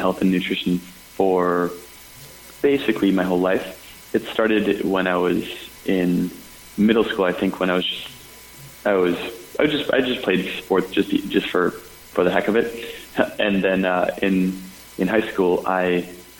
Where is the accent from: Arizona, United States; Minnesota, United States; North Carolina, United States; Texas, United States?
Minnesota, United States; moved away; also born or lived in Nashville; I grew up in Minnesota